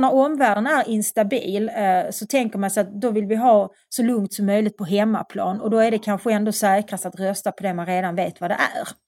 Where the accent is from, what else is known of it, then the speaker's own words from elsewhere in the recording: Malmö, Skåne, Sweden; jag, kommer från Skåne, jag är uppväxt i Malmö.